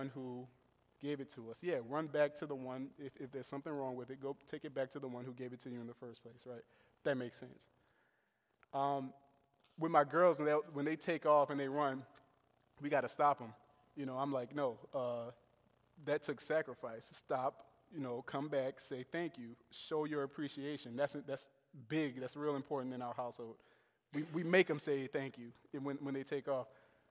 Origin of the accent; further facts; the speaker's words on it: New Orleans, Louisiana, United States; now in Buffalo, United States; I was raised in New Orleans, Louisiana